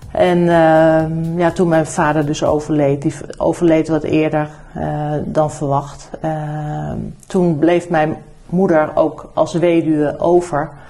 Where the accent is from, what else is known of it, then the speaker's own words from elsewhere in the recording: New Zealand; born there; Ik ben niet in Nederland geboren, ik ben in Nieuw-Zeeland geboren. Mijn eh, ouders zijn eh, geëmigreerd geweest samen.